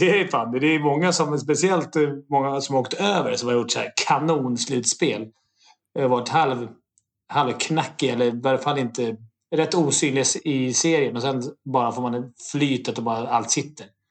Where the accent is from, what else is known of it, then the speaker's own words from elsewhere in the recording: Sweden; vi svenskar